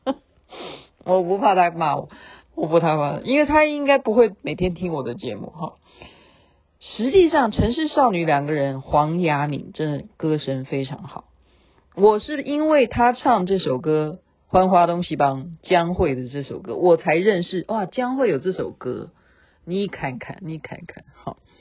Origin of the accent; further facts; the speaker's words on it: Taiwan; 我们台湾人